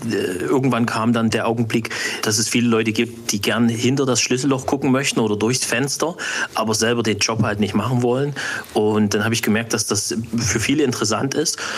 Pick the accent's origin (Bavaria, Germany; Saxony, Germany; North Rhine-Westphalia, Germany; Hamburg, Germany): Saxony, Germany; Ich bin ein Sachse.